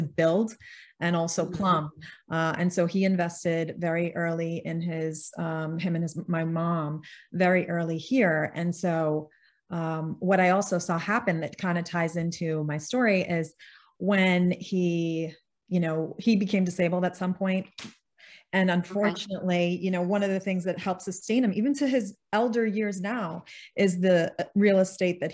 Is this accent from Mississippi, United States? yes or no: no; New York City, New York, United States; also born or lived in Silicon Valley; I was born and raised in Queens, New York